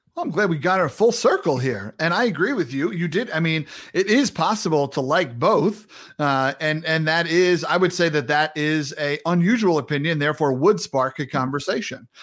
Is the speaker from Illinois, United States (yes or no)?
no; New York City, New York, United States; I'm a New Yorker